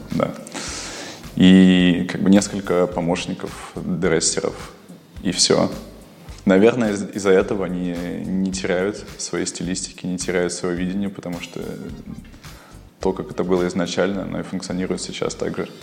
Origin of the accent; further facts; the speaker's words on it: Kyrgyzstan; now in Russia; я родился в Киргизии и приехал в Россию нелегалом